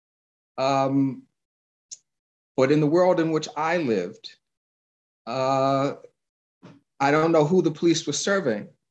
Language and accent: English; New York City, New York, United States; I grew up in New York City